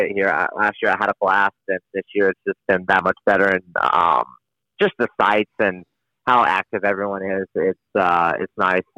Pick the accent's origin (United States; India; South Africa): United States; North Carolina; North Carolina